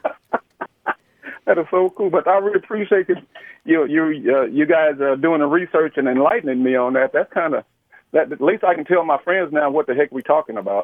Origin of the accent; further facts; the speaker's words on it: San Antonio, Texas, United States; accent: Texas slang; I'm from Texas, as you can tell from my slang. We have a Texas slang around here